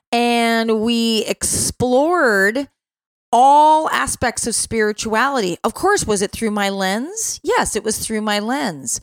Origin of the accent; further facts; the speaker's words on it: Chicago, Illinois, United States; when you're living in Chicago